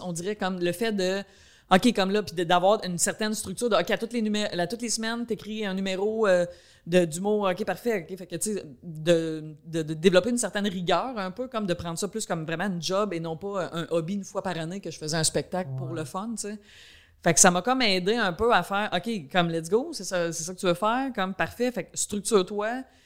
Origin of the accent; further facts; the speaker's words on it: Quebec, Canada; accent: countryside accent; j'ai un accent comme, tu sais, je viens de la campagne